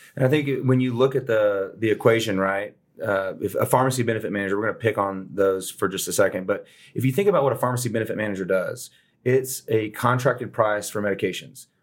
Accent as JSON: {"language": "English", "town": "Houston", "region": "Texas", "country": "United States", "tie": "born or raised there", "moved": "as an adult", "said": "I grew up in Southwest Houston"}